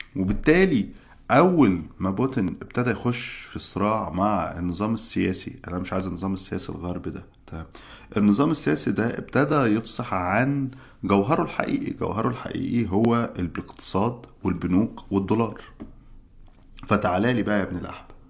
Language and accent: Arabic; Egypt; moved away as an adult; now in United States; احنا عندنا في مصر